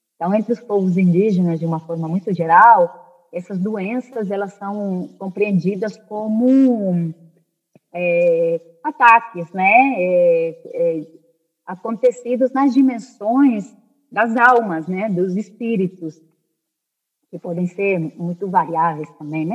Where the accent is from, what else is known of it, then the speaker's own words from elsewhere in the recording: Spain; moved away; also born or lived in Brazil; eu eu cresci, eu nasci no Brasil, mas eu cresci na Espanha